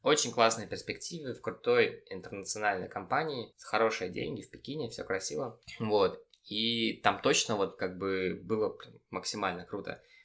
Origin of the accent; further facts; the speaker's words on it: Babruysk, Mogilev Region, Belarus; moved away; also born or lived in Minsk; Я сам родом из Бобруйска